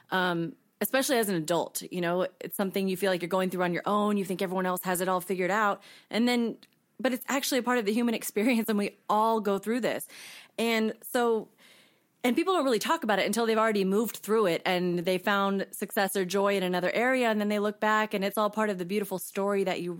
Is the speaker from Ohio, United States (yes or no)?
no; Washington, United States; also born or lived in Colorado; um, so, I was born in Colorado. I grew up mainly in Washington state, and I lived abroad in multiple countries growing up with my parents and my little brother.